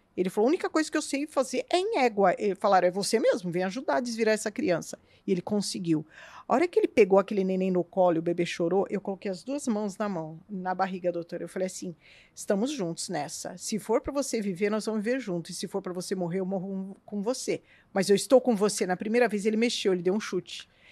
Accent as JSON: {"language": "Portuguese", "region": "São Paulo", "country": "Brazil", "tie": "born or raised there", "moved": "as an adult", "lives_now": "Curitiba, Brazil", "said": "eu não nasci aqui, eu nasci em São Paulo"}